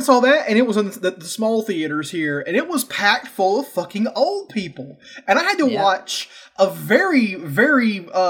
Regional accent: United States; I'm an American. I will say it the American way.

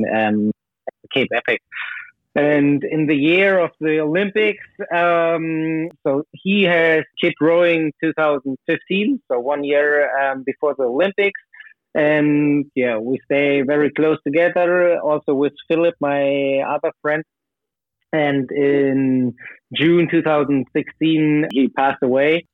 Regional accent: Berlin, Germany; also born or lived in Hamburg; now in near Hamburg, Germany; I was born in Berlin

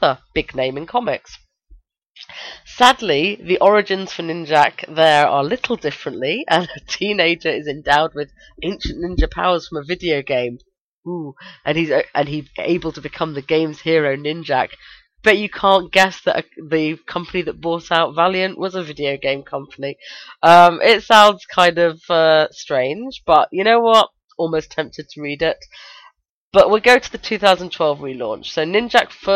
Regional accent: United Kingdom

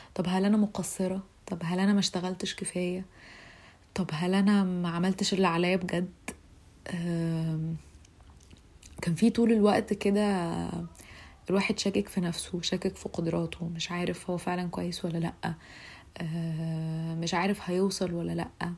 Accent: Egypt; أنا فتاة مصرية في العشرينات

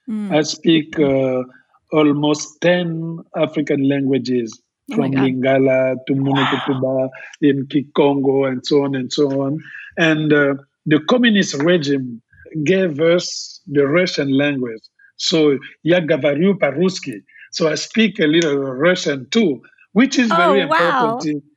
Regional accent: Republic of the Congo; accent: Congolese; English is a second language; now in Los Angeles, United States; I need my French with my accent, like I'm speaking here in my broken English, but it's not a French accent, it's a Congolese accent.

